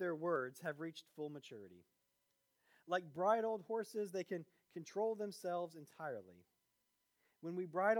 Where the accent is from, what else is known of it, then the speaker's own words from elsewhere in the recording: Virginia, United States; moved away; also born or lived in Georgia / Florida; I grew up in Virginia